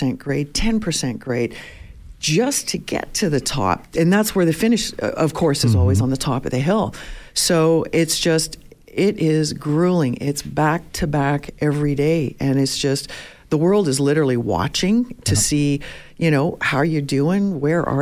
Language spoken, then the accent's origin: English; Toronto, Ontario, Canada; moved away; also born or lived in Montreal; I grew up in Toronto, moved to Montreal, back to Toronto, and then out here